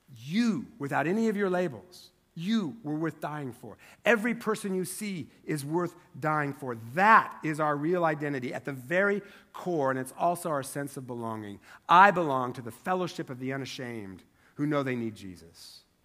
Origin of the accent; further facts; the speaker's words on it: Eastern Washington, United States; moved away; I grew up in Eastern Washington, which is only three hours away from here by car